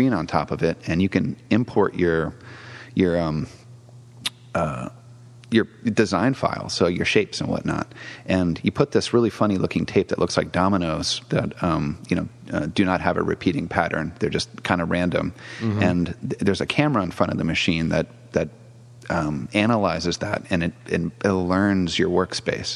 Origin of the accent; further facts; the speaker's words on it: Massachusetts, United States; moved away as an adult; also born or lived in Brazil / Pennsylvania; now in San Francisco Bay Area, United States; I'm from East Coast, so Massachusetts, lived in Brazil for a little bit, and then Pennsylvania